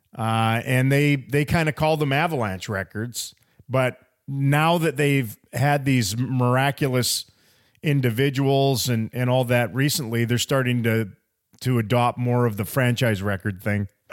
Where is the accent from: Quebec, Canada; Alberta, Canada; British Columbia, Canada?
British Columbia, Canada; Prince George; moved away; also born or lived in Kamloops, British Columbia / Ashcroft, British Columbia; I was born in Prince George and I still love all my time way up north there